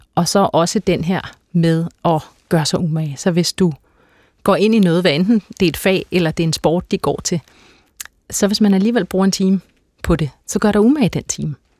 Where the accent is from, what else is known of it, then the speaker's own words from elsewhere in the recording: Herlev, Capital Region of Denmark, Denmark; Jeg kommer fra et øh, helt klassisk arbejderklasse hjem øh, i, på Vestegnen